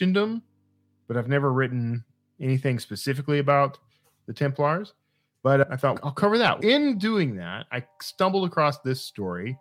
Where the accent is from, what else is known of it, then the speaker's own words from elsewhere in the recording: Wild Peach, Texas, United States; When I was growing up in Wild Peach, Texas, organ meat was just part of what you ate.